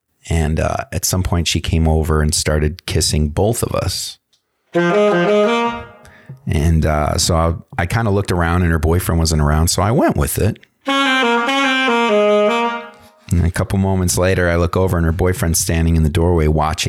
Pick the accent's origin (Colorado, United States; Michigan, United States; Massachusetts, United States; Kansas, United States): Michigan, United States; now in Los Angeles, United States; I said, "I'm from Michigan. I just got into town about 6 months ago, and I'm trying to make it in Hollywood."